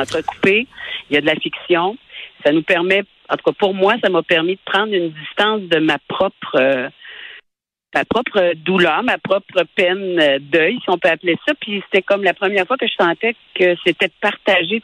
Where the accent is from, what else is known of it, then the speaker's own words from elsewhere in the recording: Lac-Mégantic or the region, Quebec, Canada; on est de Mégantic ou de la région